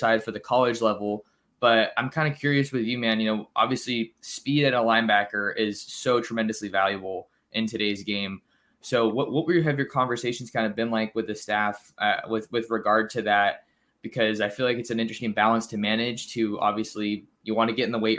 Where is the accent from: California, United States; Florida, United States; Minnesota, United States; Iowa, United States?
California, United States; Bay Area; I'm from the Bay Area